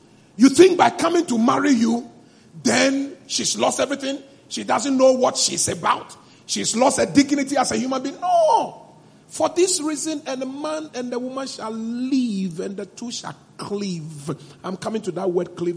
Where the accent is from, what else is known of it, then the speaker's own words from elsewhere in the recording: Eweland, Volta, Ghana; my hometown, Aigbeland